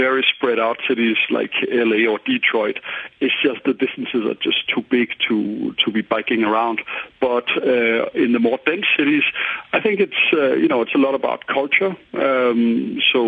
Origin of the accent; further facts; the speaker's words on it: Denmark; moved away; also born or lived in Paris, France; I grew up in Denmark, and the city I grew up in, you have 40% of all people commuting to work by bike